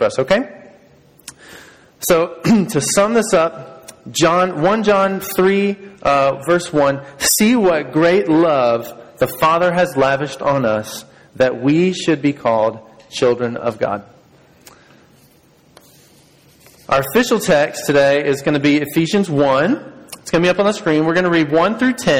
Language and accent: English; Georgia, United States; moved away; We're from Georgia